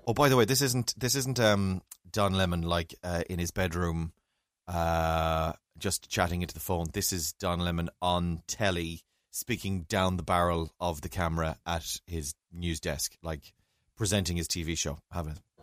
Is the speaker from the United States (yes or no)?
no; County Mayo, Connacht, Ireland; I'm from Mayo.